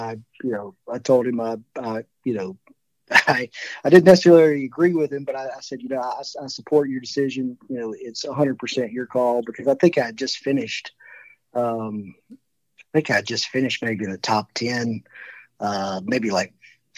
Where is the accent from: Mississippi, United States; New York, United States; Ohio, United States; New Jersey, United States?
Mississippi, United States; Calhoun City; now in Houston, United States; I grew up in Calhoun City